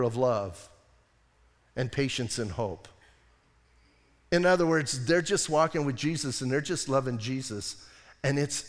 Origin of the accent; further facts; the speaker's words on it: United States; we're American